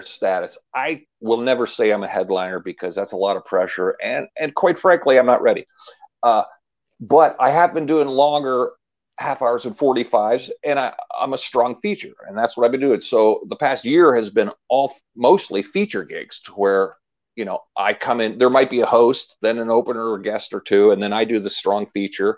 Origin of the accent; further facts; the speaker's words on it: Erie, Pennsylvania, United States; I'm born and bred in Erie, and I love Erie